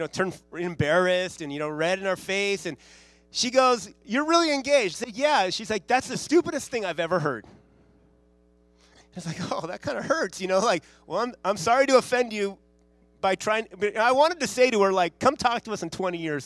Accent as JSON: {"language": "English", "town": "Santa Monica", "region": "California", "country": "United States", "tie": "born or raised there", "said": "my wife and I grew up in Santa Monica, or the Santa Monica, L.A. area. It's the west side of L.A."}